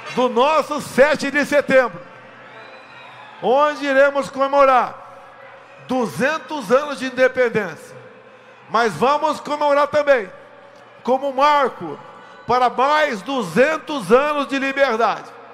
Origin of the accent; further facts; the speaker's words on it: Brazil; aqui somos paulistas, mas todos nós somos brasileiros